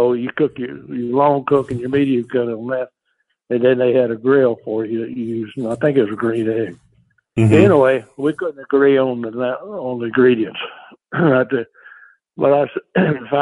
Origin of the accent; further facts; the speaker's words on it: Texas, United States; I grew up in Texas down here cooking whole chicken.